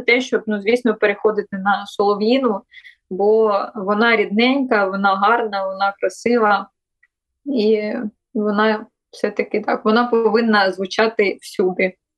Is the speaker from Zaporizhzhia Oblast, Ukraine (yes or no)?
yes; Melitopol, Zaporizhzhia Oblast, Ukraine; moved away as an adult; це моє рідне місто, мої рідні місця